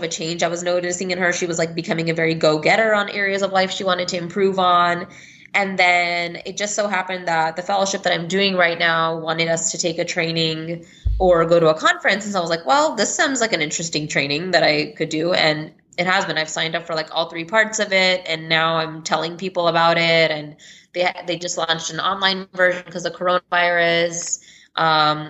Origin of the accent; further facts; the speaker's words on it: Texas, United States; I'm from Texas